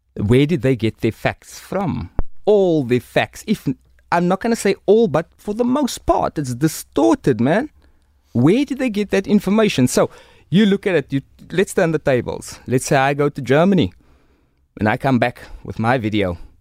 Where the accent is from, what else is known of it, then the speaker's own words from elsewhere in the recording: Cape Town, Western Cape, South Africa; I'm from Rocklands, Mitchell's Plain.